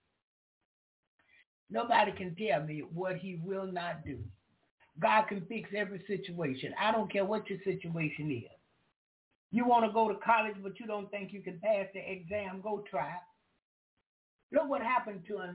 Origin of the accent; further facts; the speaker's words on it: Jacksonville, Florida, United States; accent: southern; first language English; I'm from the country. I'm from Jacksonville, Florida